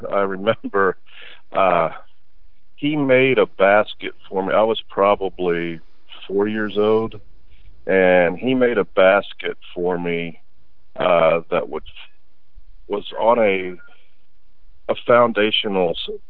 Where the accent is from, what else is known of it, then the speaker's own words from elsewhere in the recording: Sellersburg, Indiana, United States; also born or lived in Jeffersonville, Indiana / Floyds Knobs, Indiana; So I was reared for the most part in southern Indiana. There in Sellersburg is where I attended elementary school and junior high school. Was at Floyd Central Junior High in my seventh grade year, but we moved back to Sellersburg my eighth grade year